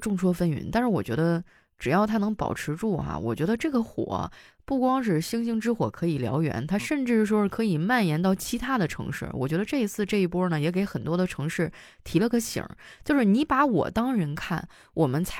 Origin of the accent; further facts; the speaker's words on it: Northeast China, China; 我真的聊到这个，我心情也很复杂啊，因为我是东北人嘛，就很多人对于东北的一些印象